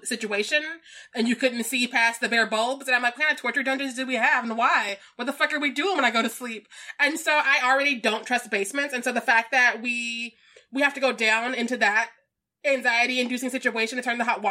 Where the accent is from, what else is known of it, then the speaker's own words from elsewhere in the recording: Missouri, United States; I was born and raised in Missouri